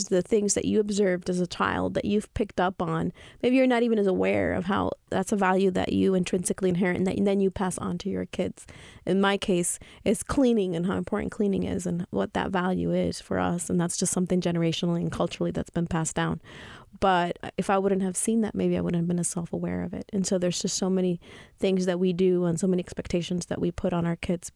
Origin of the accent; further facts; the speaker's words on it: Dominican Republic; moved away; I grew up in the Dominican Republic, and so I'm from the Dominican Republic